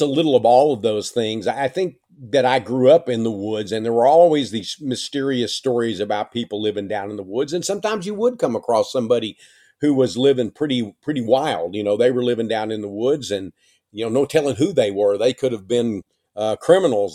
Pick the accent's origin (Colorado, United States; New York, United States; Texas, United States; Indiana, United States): Texas, United States; East; East Texas when I was growing up